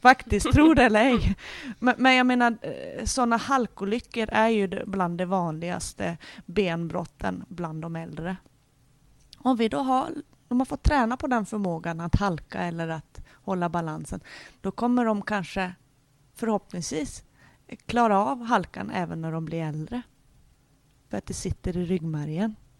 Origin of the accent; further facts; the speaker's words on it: Norrland, Sweden; jag är ju från Norrland och där har vi mycket vinterlek